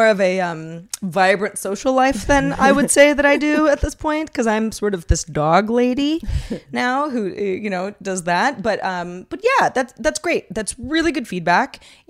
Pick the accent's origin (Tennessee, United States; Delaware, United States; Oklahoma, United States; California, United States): California, United States; We're from California. We don't pay any attention to you Cape Cod folks.